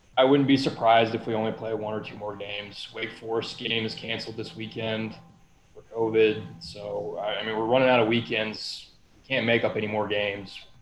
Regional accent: Louisville, Kentucky, United States; moved away; I was from Louisville, Kentucky. Still got family there.

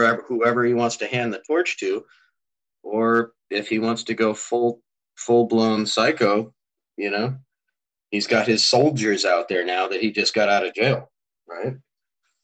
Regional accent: California, United States; I'm a Californian

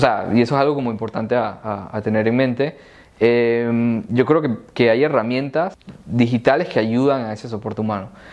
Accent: Panama; yo siendo panameño

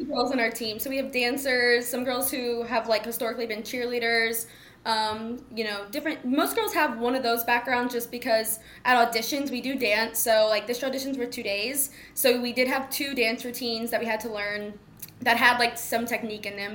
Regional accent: Mansfield, Texas, United States; I'm from Mansfield, Texas

